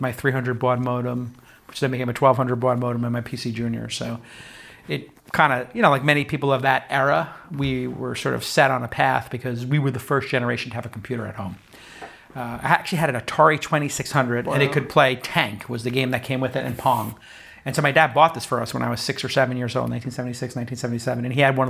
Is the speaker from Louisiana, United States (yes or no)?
no; Brooklyn, New York, United States; I grew up in Brooklyn.